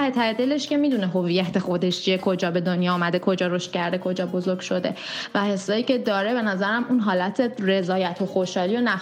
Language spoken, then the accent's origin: Persian; Iran; بعد حالا ببینید من ایرانی هستم در نتیجه ایرانی بودن